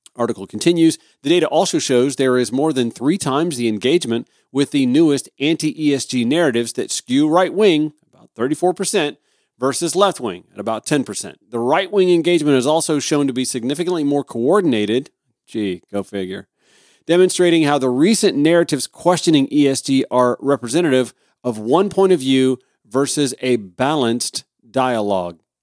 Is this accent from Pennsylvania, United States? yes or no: no; Grovetown, Georgia, United States; I was a, a regular at the Sunday school at Grove Baptist Church in my hometown of Grovetown, Georgia